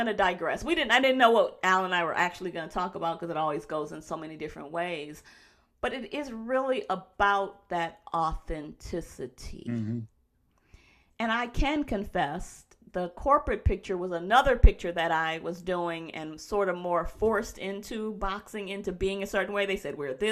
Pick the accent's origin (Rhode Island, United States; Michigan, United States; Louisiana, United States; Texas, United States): Michigan, United States; Detroit; moved away as an adult; also born or lived in New York; I'm from Detroit, I was in New York